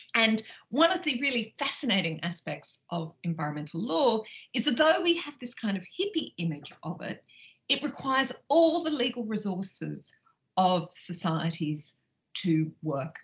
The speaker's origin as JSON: {"language": "English", "country": "Australia", "tie": "born or raised there", "moved": "yes", "said": "as you probably can tell from my accent, I grew up in Australia"}